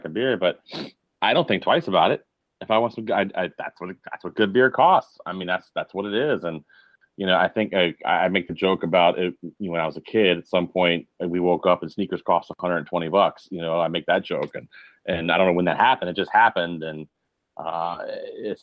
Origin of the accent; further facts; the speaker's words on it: Richmond, Virginia, United States; Growing up in Richmond, Virginia